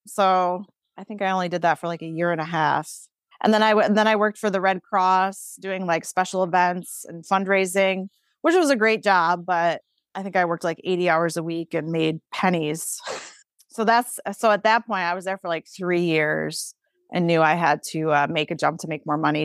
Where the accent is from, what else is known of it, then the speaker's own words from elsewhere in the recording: Pavilion, New York, United States; I'm from Pavilion, New York, which is a super small town. I graduated with fifty-two students.